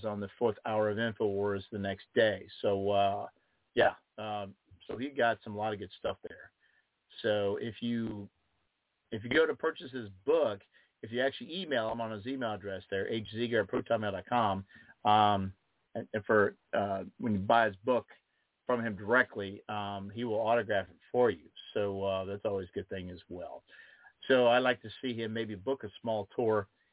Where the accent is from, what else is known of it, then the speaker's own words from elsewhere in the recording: Ohio, United States; This is my country. This is my home state. This is where my blood is. And my family has bled here for many, many generations.